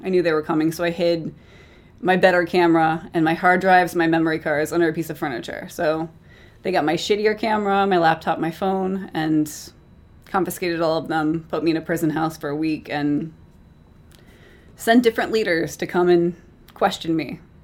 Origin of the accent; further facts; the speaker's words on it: United States; I'm American